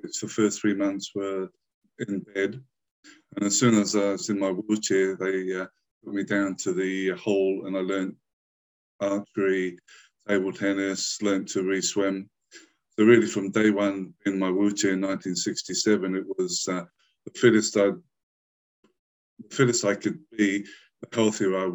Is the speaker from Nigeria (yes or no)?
no; England, United Kingdom; now in New Zealand; I was born and raised in England